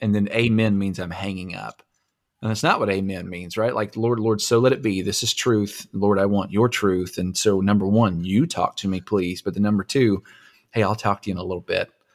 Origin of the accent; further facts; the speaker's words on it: Anson, Texas, United States; I grew up in Anson, Texas